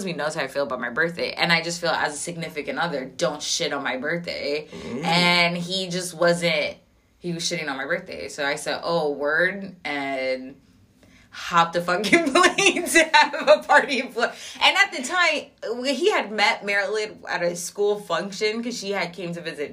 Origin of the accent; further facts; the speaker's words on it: New York, United States; I was a girl from New York